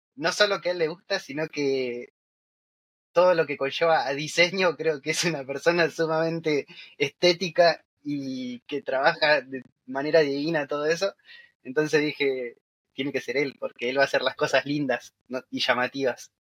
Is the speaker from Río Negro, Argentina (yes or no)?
no; Buenos Aires, Argentina; los dos somos de Buenos Aires, o sea, de la capital de Argentina